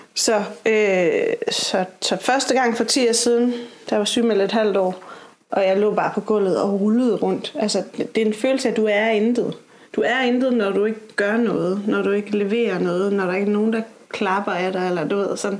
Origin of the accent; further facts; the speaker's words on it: Aarhus, Central Denmark Region, Denmark; jeg er fra Aarhus. Og øh, er et datter af en vestjysk mor og en tunesisk far. Og så er jeg opvokset i øh, sådan lidt flippet miljø øh, på en skole i Aarhus